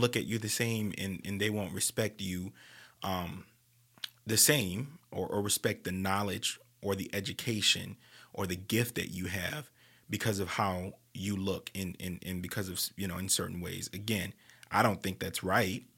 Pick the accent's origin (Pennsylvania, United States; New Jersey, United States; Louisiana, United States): Louisiana, United States; New Orleans; New Orleans is just like that in general, and, you know, that's my hometown